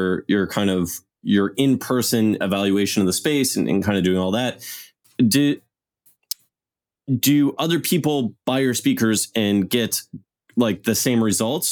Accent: Ottawa, Ontario, Canada; born or raised there

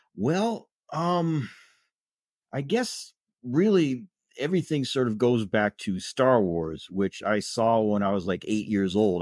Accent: South Bend, Indiana, United States; also born or lived in Chicago; I was born in South Bend. I basically lived in the South Bend area for most of my life

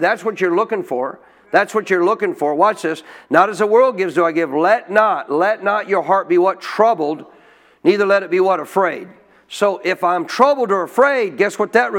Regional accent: Montana, United States; When I was a kid growing up in Montana

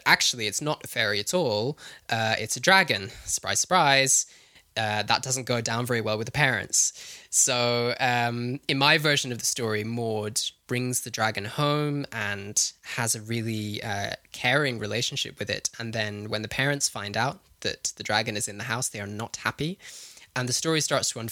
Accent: Herefordshire, West Midlands, United Kingdom; I grew up in Herefordshire, which is on the English side of the Welsh border, down in the southwest of England.

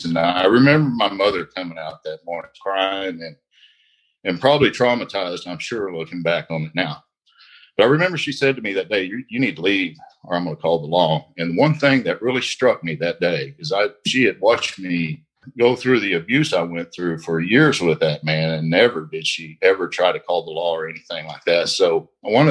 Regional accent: Indian Territory, Oklahoma, United States; I'm from the Indian Territory here in Oklahoma.

